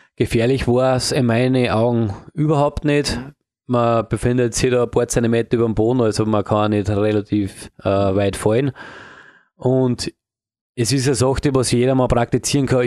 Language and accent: German; Upper Austria, Austria; in Oberösterreich, mhm. da wo ich herkomme